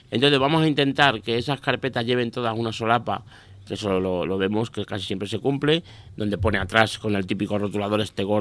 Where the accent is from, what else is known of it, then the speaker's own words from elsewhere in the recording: Miguel Esteban, Castilla-La Mancha, Spain; yo cuando la pusieron en mi pueblo, ya todos los pueblos de alrededor, evidentemente, Alcázar, bueno, yo soy de Miguel Esteban, no sé si lo he dicho